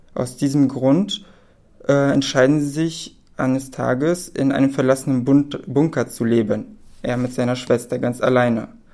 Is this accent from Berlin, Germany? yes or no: yes; Berlin, Germany; also born or lived in Poland; ich bin gebürtig aus Polen, aber lebe schon mein ganzes Leben in Berlin